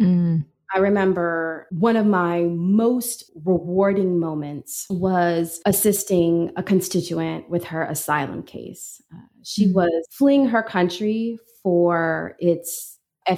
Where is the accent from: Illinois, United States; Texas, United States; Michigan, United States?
Illinois, United States; Peoria; moved away; a girl from Peoria